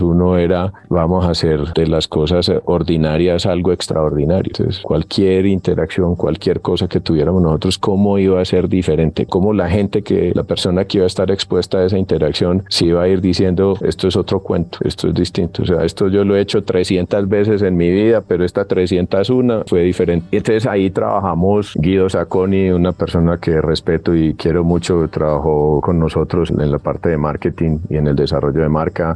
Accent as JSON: {"language": "Spanish", "town": "Medellín", "region": "Antioquia", "country": "Colombia", "also_born_or_lived": "United States", "accent": "paisa", "said": "yo soy de Medellín. Cuando me oyen hablar me dicen, no, es que este es más paisa que nosotros"}